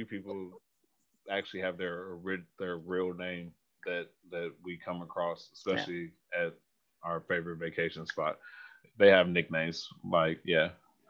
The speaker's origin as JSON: {"language": "English", "area": "Bay Area", "region": "California", "country": "United States", "said": "I'm from the Bay Area"}